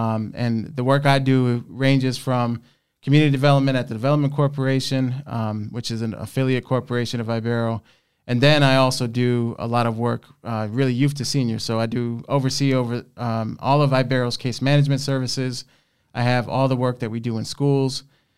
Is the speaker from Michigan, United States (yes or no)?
no; Rochester, New York, United States; born and raised Northeast Rochester. I'm a native of the city. My father came here from Orocovis, Puerto Rico in the 70s. I was born in the 80s.